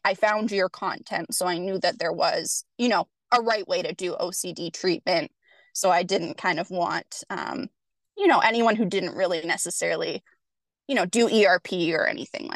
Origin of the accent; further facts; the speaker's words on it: Canada; I am from Canada